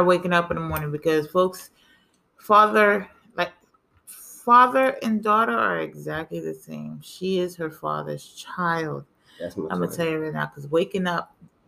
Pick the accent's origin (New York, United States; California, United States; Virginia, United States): New York, United States; New York City; now in South Florida, United States; we're from, folks. We are from the Bronx.